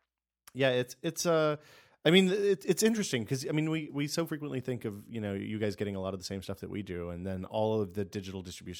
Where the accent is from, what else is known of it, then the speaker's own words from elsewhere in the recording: United States; something you should – would be an interesting story for you to write is all the stuff that you can't get as a Canadian we Americans can get.